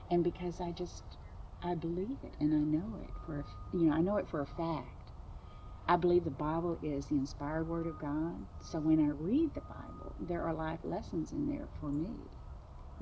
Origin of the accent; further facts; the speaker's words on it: Rockport, Texas, United States; I'm from Rockport, Texas.